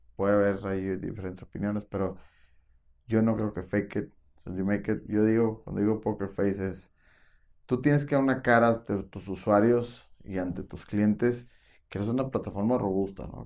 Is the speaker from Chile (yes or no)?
no; Mexico; tenemos una supercultura como mexicanos